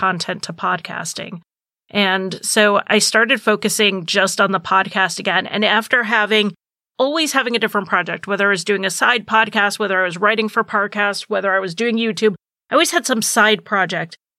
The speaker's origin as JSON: {"language": "English", "region": "New England", "country": "United States", "said": "I'm from New England"}